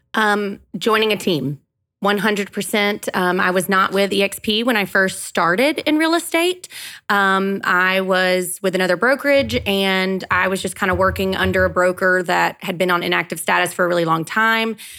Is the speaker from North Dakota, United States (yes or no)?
no; Gainesville, Georgia, United States; I am born and raised in Gainesville, Georgia